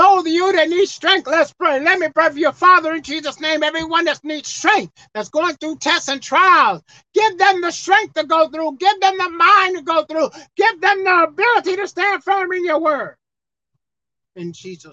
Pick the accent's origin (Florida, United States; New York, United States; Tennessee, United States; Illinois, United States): New York, United States; New York City; I'm from Brooklyn, New York. That's where I was born.